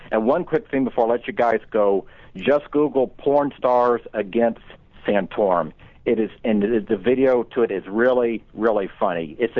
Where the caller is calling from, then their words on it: Tampa, Florida, United States; This is … in Tampa, Florida.